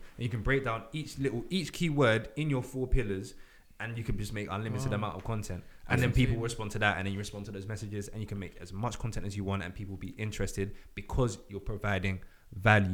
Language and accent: English; London, United Kingdom; We're from London